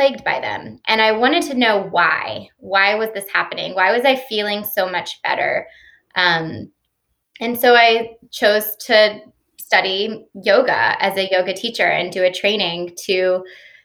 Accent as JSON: {"language": "English", "town": "Stone Mountain", "region": "Georgia", "country": "United States", "tie": "born or raised there", "also_born_or_lived": "Austin, Texas", "said": "I grew up in Stone Mountain, Georgia. So I'm a Georgia native"}